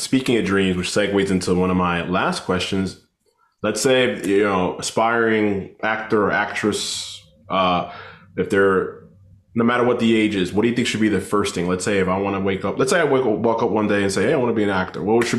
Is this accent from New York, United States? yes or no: yes; New York City, New York, United States; I'm from Queens.